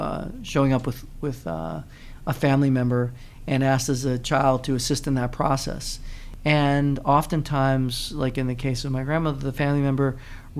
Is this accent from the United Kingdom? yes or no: no; Puerto Rico; I'm originally from Puerto Rico, grew up in a bilingual, bicultural home